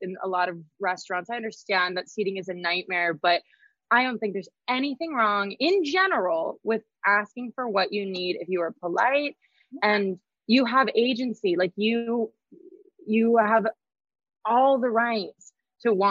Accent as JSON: {"language": "English", "town": "Boise", "region": "Idaho", "country": "United States", "tie": "born or raised there", "moved": "yes", "said": "growing up in Idaho"}